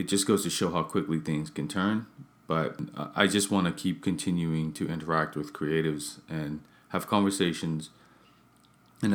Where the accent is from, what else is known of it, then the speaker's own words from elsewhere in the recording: Bermuda; I'm from Bermuda, where I'm from